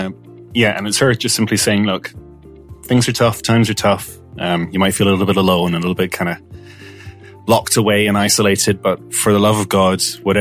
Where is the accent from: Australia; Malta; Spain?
Malta; now in Ireland; I'm half Scottish, half Maltese, right? Mm. I grew up in Malta.